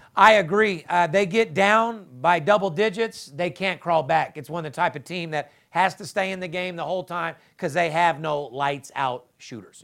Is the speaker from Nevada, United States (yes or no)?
yes; Las Vegas, Nevada, United States; I'm third generation, born and raised in Vegas